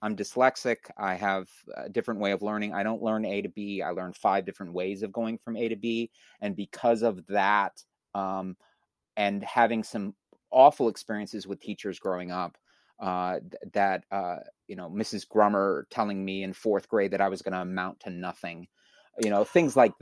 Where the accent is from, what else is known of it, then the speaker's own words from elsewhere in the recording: Columbus, Ohio, United States; also born or lived in Santa Barbara, California; now in New Jersey, United States; I was four when we moved from Santa Barbara to Columbus. I'm a Buckeye